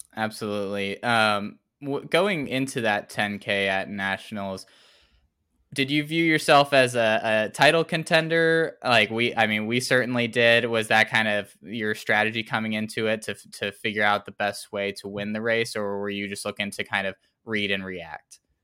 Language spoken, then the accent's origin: English; Tennessee, United States; grew up in Tennessee